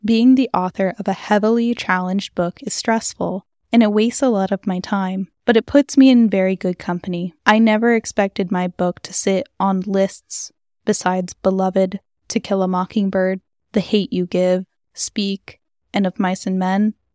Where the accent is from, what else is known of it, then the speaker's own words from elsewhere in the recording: California, United States; my home state of California